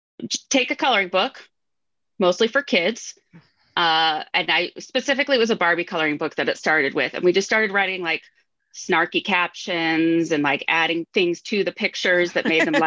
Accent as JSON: {"language": "English", "region": "Washington", "country": "United States", "tie": "born or raised there", "also_born_or_lived": "Ohio", "moved": "yes", "lives_now": "Minnesota, United States", "said": "I live in Minnesota, but I grew up in Washington State."}